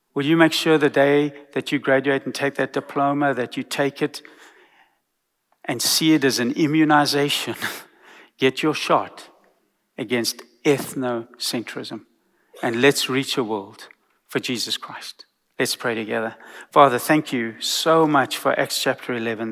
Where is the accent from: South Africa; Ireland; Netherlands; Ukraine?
South Africa; now in Texas, United States; I come from South Africa.